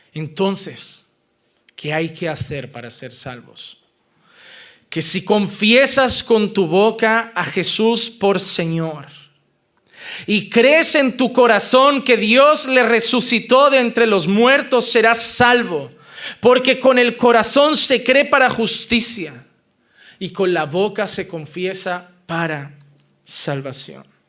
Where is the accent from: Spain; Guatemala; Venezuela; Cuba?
Spain; Como español